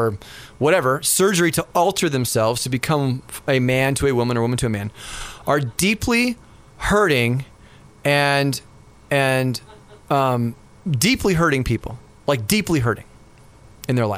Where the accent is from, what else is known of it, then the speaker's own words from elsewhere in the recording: Los Angeles, California, United States; And I remember when I was a kid, and we'd all like, you know, run around the mountains and stuff like that. And we grew up in San Fernando Valley in California.